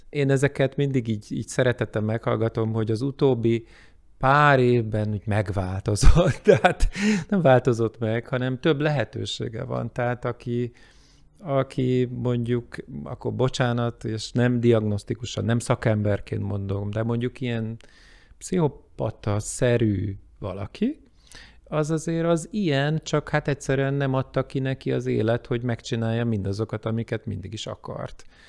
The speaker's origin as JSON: {"language": "Hungarian", "country": "Hungary", "said": "én magyarként"}